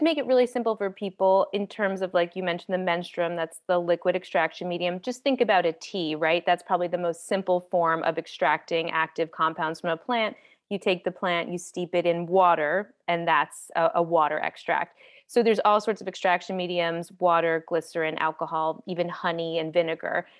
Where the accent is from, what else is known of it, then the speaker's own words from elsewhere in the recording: East Coast, United States; moved away as an adult; now in Los Angeles, United States; I'm from the East Coast and I was living there, and I moved to Los Angeles